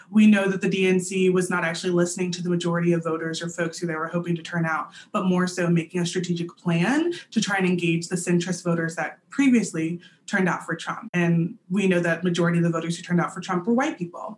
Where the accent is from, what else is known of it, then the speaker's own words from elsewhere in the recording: East Texas, United States; now in Richmond, United States; I'm originally from East Texas, but I currently occupy so called RVA.